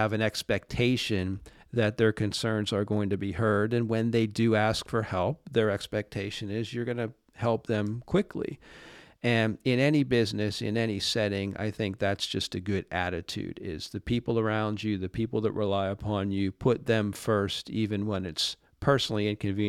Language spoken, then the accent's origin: English; Pittsburgh, Pennsylvania, United States; Well, you know, I grew up in Pittsburgh, and when I was growing up, the Penguins were not very good.